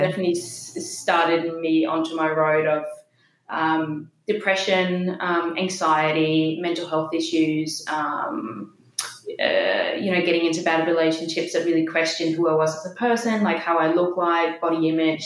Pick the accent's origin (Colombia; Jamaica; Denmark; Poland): Denmark; accent: Danish; moved away as an adult; also born or lived in Copenhagen, Denmark / Bondi, Australia; now in Sydney, Australia; grew up in Denmark. I just turned 30 in October last year and I moved here just a few yeah. weeks before my 21st birthday